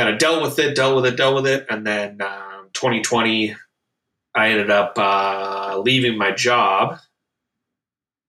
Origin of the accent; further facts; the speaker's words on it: Niagara-on-the-Lake, Ontario, Canada; now in Beamsville, Canada; Niagara on the Lake, which is my hometown. But I live in Beamsville now too